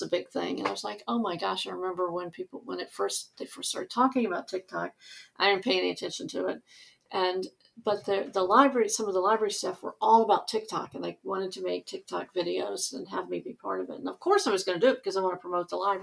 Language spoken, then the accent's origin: English; the South, United States; I grew up in the South